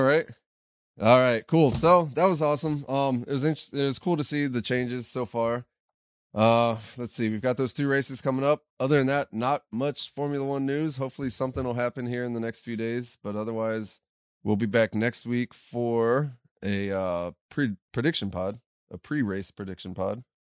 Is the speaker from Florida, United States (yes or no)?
yes; South Florida, United States; I grew up in South Florida